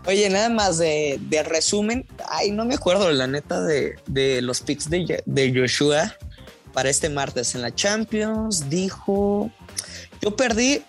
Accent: Durango, Mexico; soy de Durango

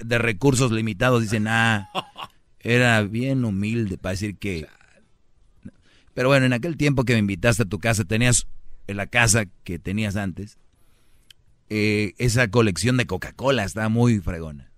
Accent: Monterrey, Nuevo León, Mexico; como buen regio

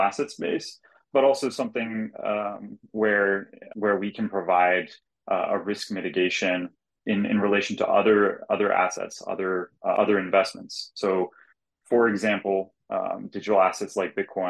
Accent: Silicon Valley, California, United States; I grew up in the Silicon Valley area

